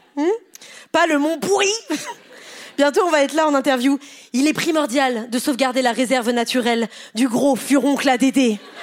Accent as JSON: {"language": "French", "town": "Pontoise", "region": "Île-de-France", "country": "France", "tie": "born or raised there", "said": "je suis née à Pontoise, dans le 9-5"}